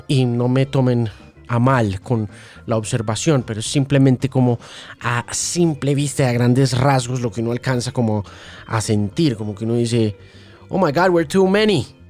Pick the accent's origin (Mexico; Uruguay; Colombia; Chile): Colombia; todos los colombianos